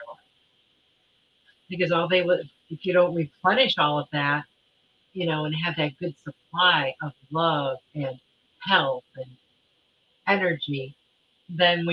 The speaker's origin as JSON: {"language": "English", "region": "Michigan", "country": "United States", "tie": "born or raised there", "moved": "yes", "said": "I grew up in Michigan, so we had some really nasty winters when I was a kid"}